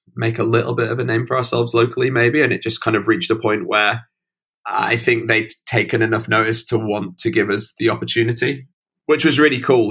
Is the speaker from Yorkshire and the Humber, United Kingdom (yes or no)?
yes; Stocksbridge, Yorkshire and the Humber, United Kingdom; moved away as an adult; also born or lived in Nottingham / London; now in Brighton, United Kingdom; I grew up in a village about 30 minutes out of the city uh, called Stocksbridge